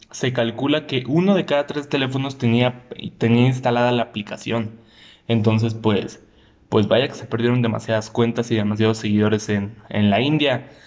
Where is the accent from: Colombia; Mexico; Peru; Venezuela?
Mexico; por ejemplo, uno siendo mexicano